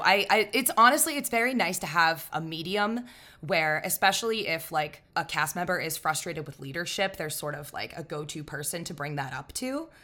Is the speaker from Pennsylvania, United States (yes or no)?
yes; Pittsburgh, Pennsylvania, United States; I'm from Pittsburgh. I'm gonna call it pop